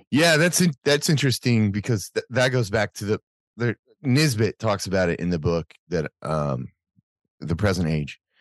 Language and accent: English; United States; as an American